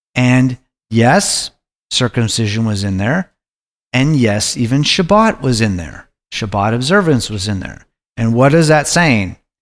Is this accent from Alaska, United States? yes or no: yes; Anchorage, Alaska, United States; I was growing up in Anchorage, Alaska